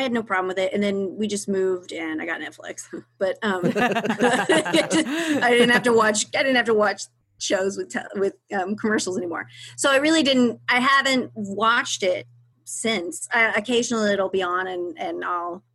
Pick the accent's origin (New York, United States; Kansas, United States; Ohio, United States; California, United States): Kansas, United States; Pittsburg; moved away as an adult; now in Austin, United States; I'm from Kansas